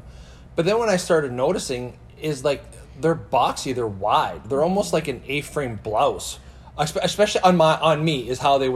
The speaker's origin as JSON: {"language": "English", "region": "Saskatchewan", "country": "Canada", "tie": "born or raised there", "said": "as a guy growing up in Saskatchewan"}